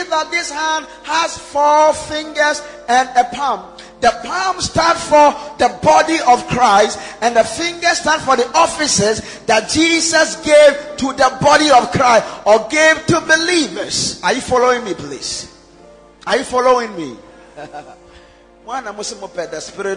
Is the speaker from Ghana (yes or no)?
yes; Ghana; we're Ghanaian